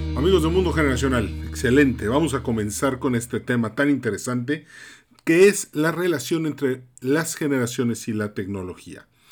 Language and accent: Spanish; Mérida, Yucatán, Mexico; vivo en Mérida, nací en Mérida